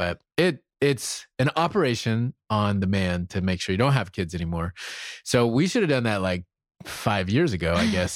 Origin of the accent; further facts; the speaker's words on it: South Carolina, United States; moved away; I'm from South Carolina. I'm from the real South